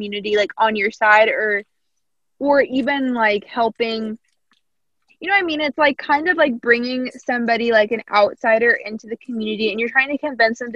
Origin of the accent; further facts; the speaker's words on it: Southern Indiana, United States; I'm from Southern Indiana